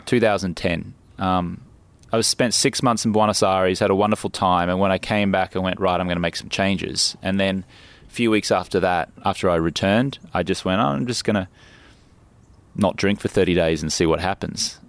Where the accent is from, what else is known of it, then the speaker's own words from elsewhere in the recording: Brisbane, Queensland, Australia; moved away as an adult; also born or lived in London, United Kingdom; now in Los Angeles, United States; I grew up in Brisbane